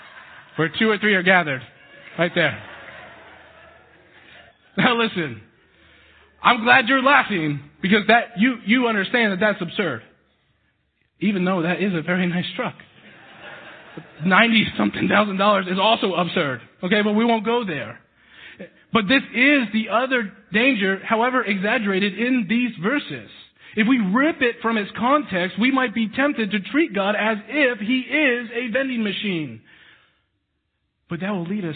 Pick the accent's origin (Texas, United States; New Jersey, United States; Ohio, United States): Texas, United States; now in Missouri, United States; I was born in Texas